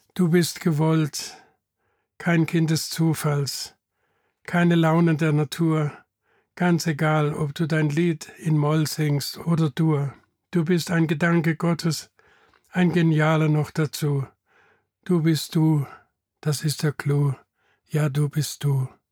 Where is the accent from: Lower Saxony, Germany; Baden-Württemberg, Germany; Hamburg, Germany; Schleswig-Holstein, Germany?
Baden-Württemberg, Germany; Bad Krozingen; now in Eimeldingen, Germany; Ich bin in Bad Krozingen geboren und die meisten wohnen auch noch dort oder in der Umgebung